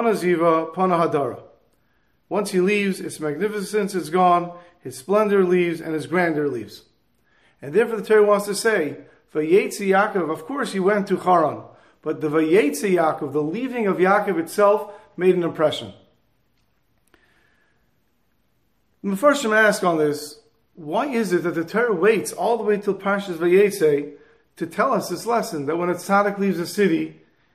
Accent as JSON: {"language": "English", "town": "Montreal", "region": "Quebec", "country": "Canada", "said": "I'm from Montreal"}